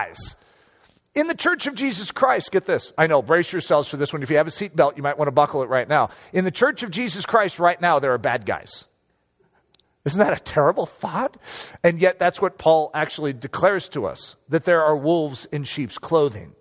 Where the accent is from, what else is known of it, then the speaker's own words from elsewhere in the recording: United States; I am an American, and I love being an American